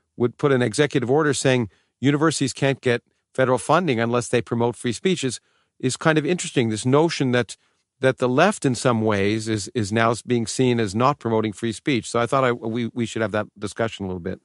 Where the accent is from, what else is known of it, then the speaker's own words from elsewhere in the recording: Canada; also born or lived in Australia; now in United States; I grew up in Canada